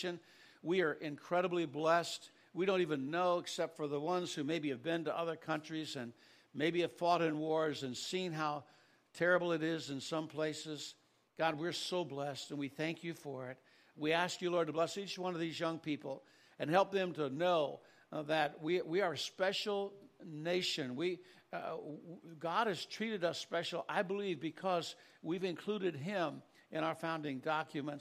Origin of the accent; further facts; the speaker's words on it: United States; I am thankful to be an American